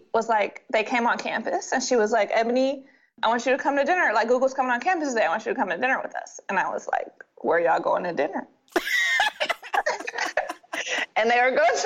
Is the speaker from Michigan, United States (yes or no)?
yes; Detroit, Michigan, United States; I'm from Detroit